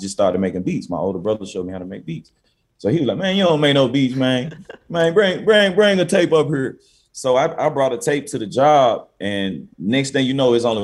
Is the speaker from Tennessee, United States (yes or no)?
yes; Memphis, Tennessee, United States; also born or lived in Cordova, Tennessee; I'm from South Memphis